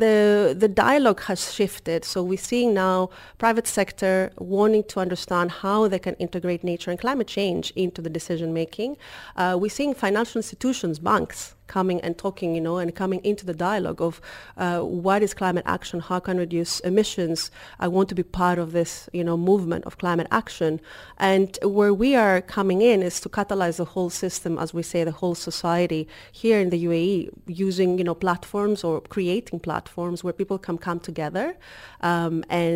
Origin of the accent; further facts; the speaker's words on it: Greece; also born or lived in Kefalonia; now in United Arab Emirates; I'm originally from Greece.